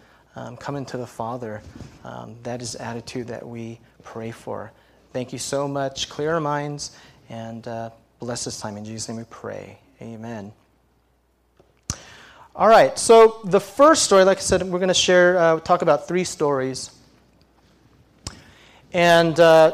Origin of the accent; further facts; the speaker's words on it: San Jose, California, United States; moved away as an adult; I'm from Santa Clara, San Jose, Cupertino